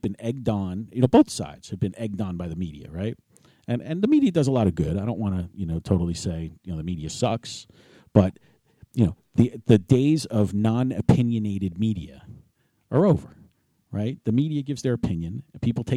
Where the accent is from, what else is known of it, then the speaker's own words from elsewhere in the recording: New York City, New York, United States; moved away as an adult; also born or lived in Hopewell Township, New Jersey; I grew up with it in New York City